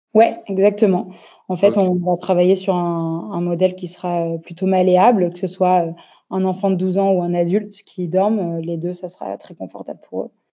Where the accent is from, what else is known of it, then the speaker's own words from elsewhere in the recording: France; also born or lived in Australia / Paris / Nice; now in Bordeaux, France; ça faisait déjà sept ans que j'étais partie de France. Euh, j'arrivais sur mes 30 ans et euh, j'avais euh, envie de rentrer un peu en France